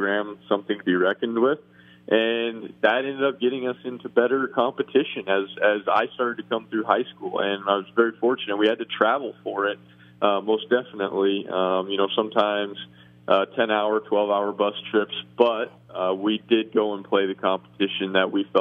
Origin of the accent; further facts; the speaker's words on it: Cheyenne, Wyoming, United States; I'm from Cheyenne, Wyoming, obviously.